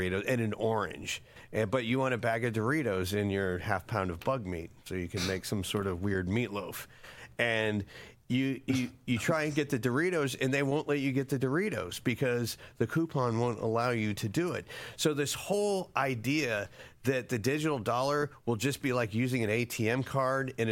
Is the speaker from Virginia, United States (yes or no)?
no; Florida, United States; also born or lived in Flint, Michigan; I was born there, but I grew up in Florida